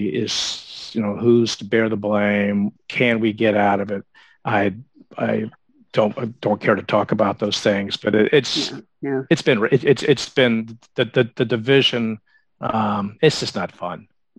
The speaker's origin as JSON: {"language": "English", "region": "the South", "country": "United States", "tie": "born or raised there", "said": "I was born in 1963. So I was a teenager in the 70s. I grew up in the South. I knew what it was like to go to, church on Sundays and the brunch afterwards"}